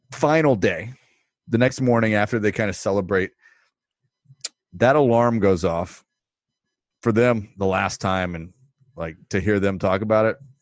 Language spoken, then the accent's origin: English; Texas, United States; I'm from Texas